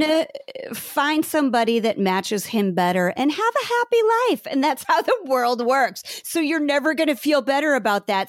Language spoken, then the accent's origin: English; Bellevue, Nebraska, United States; I grew up in Bellevue, Nebraska